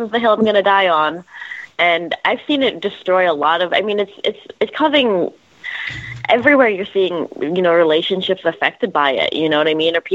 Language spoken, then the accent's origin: English; Canada; now in United States; I'm Canadian. I grew up in a very different system, and I'm an American citizen now